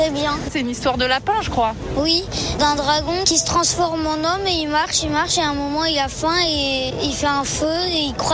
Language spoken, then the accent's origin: French; Lyon, Auvergne-Rhône-Alpes, France; on est lyonnais.